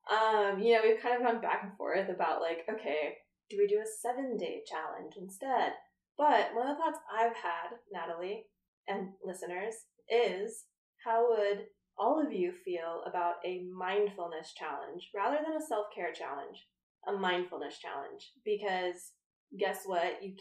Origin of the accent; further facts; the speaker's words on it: Colorado, United States; I'm from Colorado